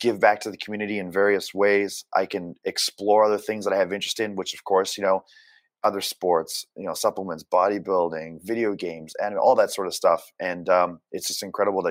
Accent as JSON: {"language": "English", "country": "Canada", "also_born_or_lived": "Japan", "moved": "yes", "said": "being Canadian"}